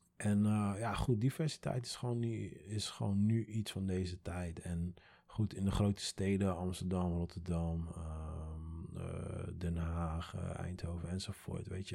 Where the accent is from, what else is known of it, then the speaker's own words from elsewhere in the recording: Curaçao; now in Netherlands; ik kom uit Curaçao.